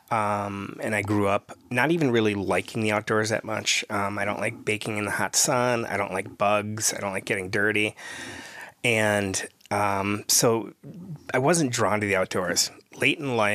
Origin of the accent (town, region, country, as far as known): Wisconsin, United States; moved away as an adult; now in Minnesota, United States